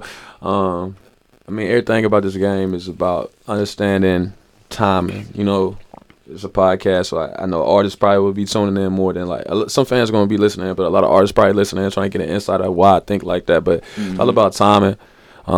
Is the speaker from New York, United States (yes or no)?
no; Nashville, Tennessee, United States; I'm from Nashville